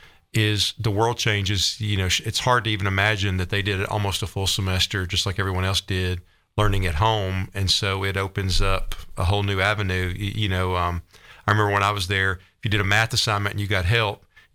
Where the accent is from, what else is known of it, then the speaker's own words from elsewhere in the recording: Cottontown, Tennessee, United States; also born or lived in Georgia; I'm a Sumner County boy. I grew up in Cottontown.